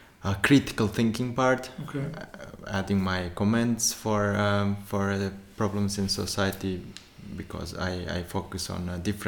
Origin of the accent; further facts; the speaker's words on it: Turkmenistan; first language Turkmen; English is a second language; moved away; I mainly use my mother tongue, like Turkmen language